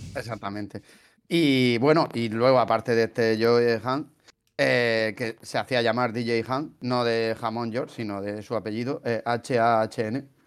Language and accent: Spanish; Region of Murcia, Spain; se, nota que soy de Murcia